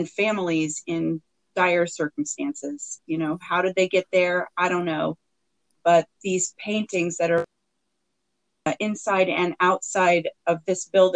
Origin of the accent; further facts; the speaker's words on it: Wichita, Kansas, United States; we grew up in Wichita, Kansas